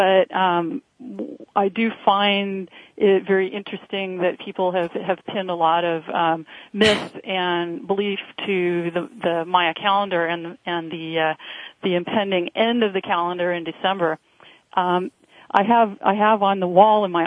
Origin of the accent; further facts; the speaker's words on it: California, United States; also born or lived in Northern Virginia; now in Virginia, United States; speaking coast to coast from my current home here in Northern Virginia and broadcasting back to my home state of California